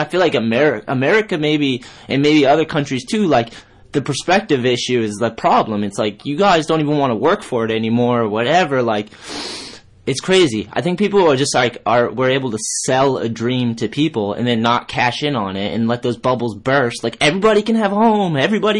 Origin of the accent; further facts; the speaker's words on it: Brockton, Massachusetts, United States; also born or lived in New Bedford, Massachusetts / Fall River, Massachusetts; I grew up in Brockton and in New Bedford and Fall River on the East Coast